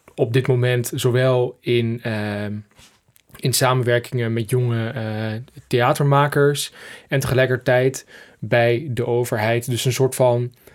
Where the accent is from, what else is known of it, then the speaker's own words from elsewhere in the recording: Twente, Overijssel, Netherlands; ik kom uit uh, Twente, uit het oosten van het land.